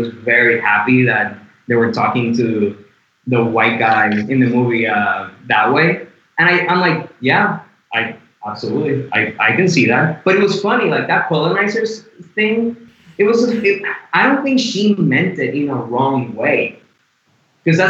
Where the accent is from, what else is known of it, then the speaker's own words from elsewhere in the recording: Puerto Rico; moved away; I am also white, but I am Latino. I'm from Puerto Rico